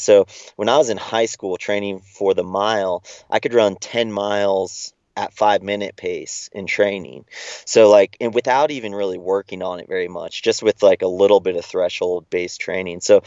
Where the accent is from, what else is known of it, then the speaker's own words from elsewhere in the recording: Big Bear Lake, California, United States; I was in Big Bear Lake, where I grew up in Southern California